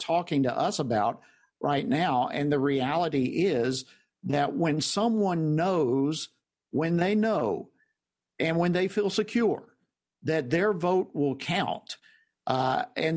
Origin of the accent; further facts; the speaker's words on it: Georgia, United States; my home state of Georgia